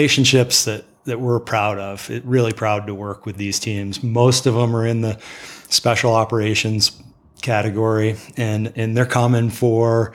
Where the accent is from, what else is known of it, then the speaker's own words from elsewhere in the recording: upstate New York, United States; moved away; also born or lived in Tetons, Wyoming; I grew up in upstate New York